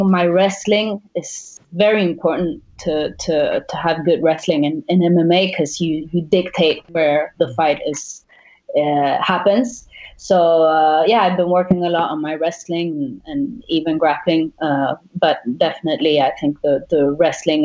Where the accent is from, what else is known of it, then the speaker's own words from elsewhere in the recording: Sweden; also born or lived in Uruguay / Thailand; now in France; I was born in Uruguay, I was raised in Sweden, and now I'm living in France, training in Thailand